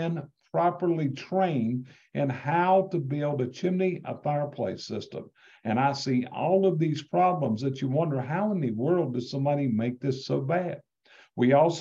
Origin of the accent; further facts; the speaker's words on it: North Carolina, United States; I'm from North Carolina